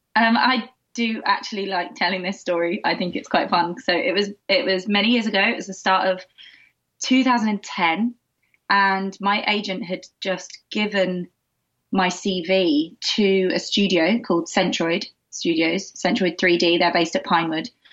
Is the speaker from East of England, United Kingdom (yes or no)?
yes; Essex, East of England, United Kingdom; I grew up in the UK. I grew up mainly just outside of London in Essex